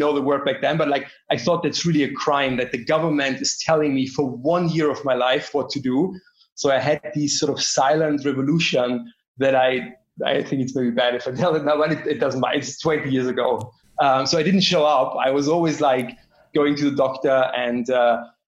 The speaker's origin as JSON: {"language": "English", "region": "Bavaria", "country": "Germany", "tie": "born or raised there", "said": "I grew up in Germany, to be precise, actually in Bavaria"}